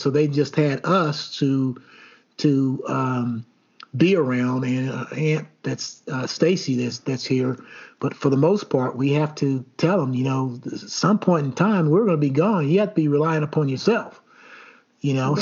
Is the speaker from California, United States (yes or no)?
no; Elizabethtown, Kentucky, United States; growing up in uh, Elizabethtown or Etown, Kentucky, and Hardin County